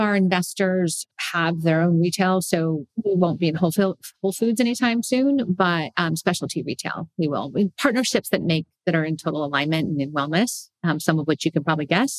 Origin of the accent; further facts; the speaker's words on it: California, United States; I'm a foodie. I mean, I came from the Bay Area, for God's sake.